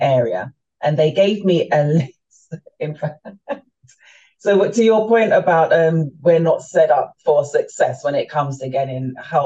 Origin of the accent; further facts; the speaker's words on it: London, United Kingdom; moved away as an adult; also born or lived in Florida, United States / Jamaica; now in Maryland, United States; I was born and raised in London, my family are from the Caribbean. They're from Jamaica